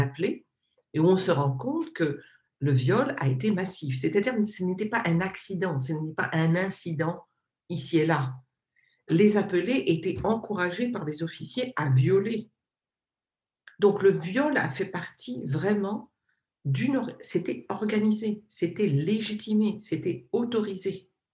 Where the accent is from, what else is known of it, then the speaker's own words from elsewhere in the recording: Réunion; je suis donc de l'île de la Réunion, je suis réunionnaise